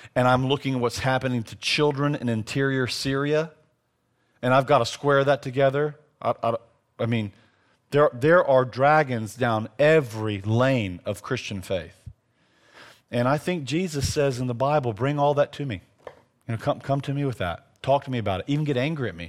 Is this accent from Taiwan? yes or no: no; the South, United States; as a Southerner